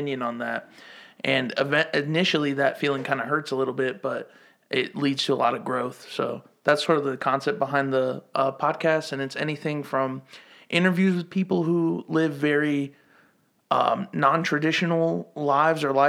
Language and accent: English; the South, United States; now in Greenville, United States; I'm an immigrant, born and raised in the South.